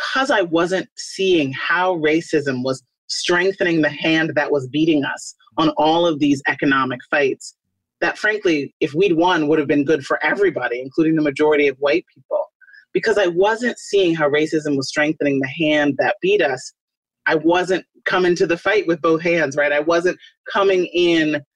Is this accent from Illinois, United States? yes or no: yes; Chicago, Illinois, United States; I was born on the south side of Chicago